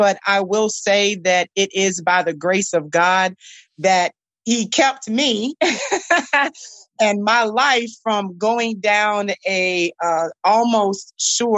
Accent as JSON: {"language": "English", "town": "Norfolk", "region": "Virginia", "country": "United States", "tie": "born or raised there", "said": "That's where I'm from. That's where I grew up"}